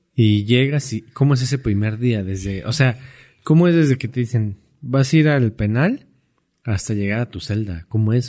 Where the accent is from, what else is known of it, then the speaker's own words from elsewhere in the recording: Mexico; como mexicanos